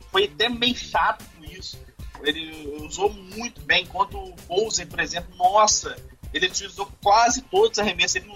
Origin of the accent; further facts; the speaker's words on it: Brazil; eu vou falar portuguesado, porque eu sou, eu sou brasileiro